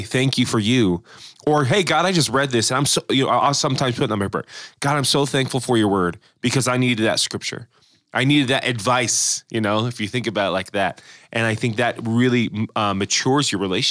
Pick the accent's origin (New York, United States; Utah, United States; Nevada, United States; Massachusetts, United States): Nevada, United States; Las Vegas; moved away; also born or lived in San Diego; being from the West Coast, you know, I was born in Las Vegas, but I was in ministry in San Diego.